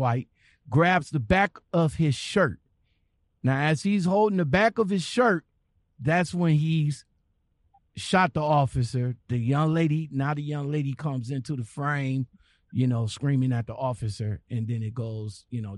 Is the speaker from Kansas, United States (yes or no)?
no; Cleveland, Ohio, United States; this is from my hometown.